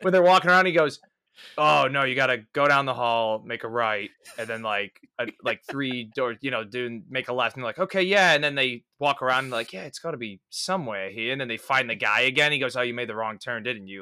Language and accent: English; Midwest, United States; I'm a Midwesterner